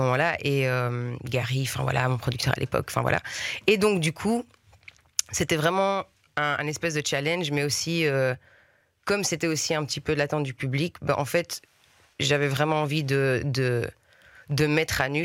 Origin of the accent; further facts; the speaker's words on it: Brussels, Brussels-Capital Region, Belgium; first language French; j'ai grandi à Bruxelles